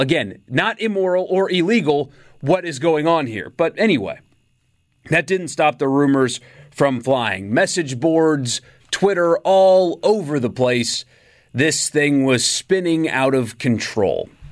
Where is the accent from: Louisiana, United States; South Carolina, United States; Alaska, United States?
South Carolina, United States; Upstate; in the upstate where, where I grew up in South Carolina